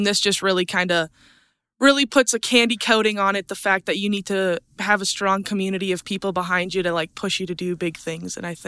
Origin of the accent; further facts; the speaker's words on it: Hays, Alberta, Canada; I'm from Hayes, Alberta. I'm a third-generation rancher. I've grown up on my family's purebred Angus operation